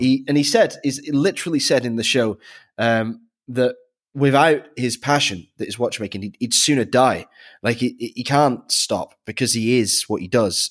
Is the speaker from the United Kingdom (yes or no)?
yes; near Manchester, North West England, United Kingdom; I grew up near Manchester